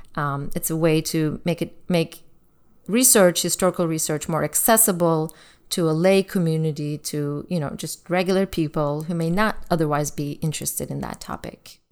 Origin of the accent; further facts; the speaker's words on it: Turkey; moved away; Growing up in Turkey in the nineteen eighties